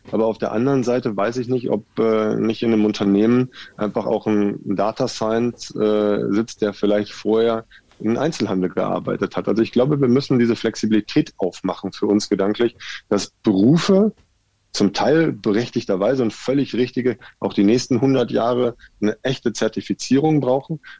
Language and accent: German; North Rhine-Westphalia, Germany; now in Nuremberg, Germany; Und ich komme ja aus äh, aus dem Ruhrgebiet und bin nach Nürnberg gekommen.